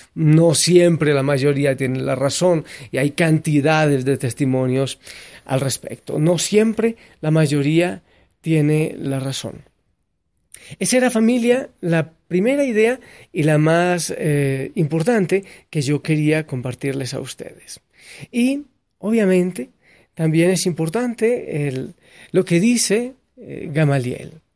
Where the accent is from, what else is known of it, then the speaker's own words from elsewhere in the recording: Colombia; el país en el que yo nací, en Colombia